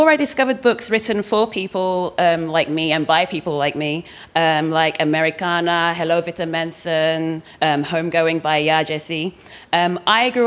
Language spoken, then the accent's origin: English; England, United Kingdom; because it's English and I'm English, that's how like life used to be back in the 1800s.